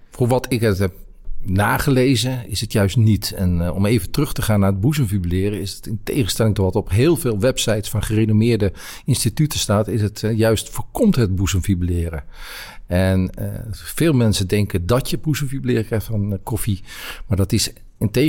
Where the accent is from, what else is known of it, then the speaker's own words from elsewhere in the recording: Netherlands; also born or lived in Brabant / Rotterdam / Amsterdam / Groningen; ik ben Nederlander. Ik heb overal in Nederland gewoond.